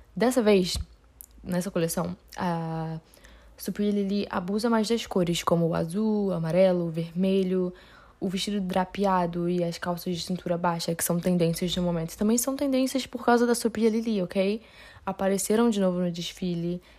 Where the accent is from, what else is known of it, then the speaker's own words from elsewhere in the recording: Rio de Janeiro, Brazil; eu não sou paulista, eu sou do Rio de Janeiro